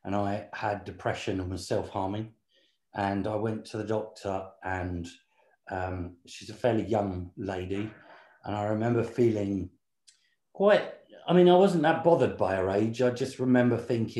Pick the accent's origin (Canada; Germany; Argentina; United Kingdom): United Kingdom; Southend-on-Sea, East of England; moved away as an adult; now in London, United Kingdom; we grew up in Essex in England, which is on the southeast coast, Southend-on-Sea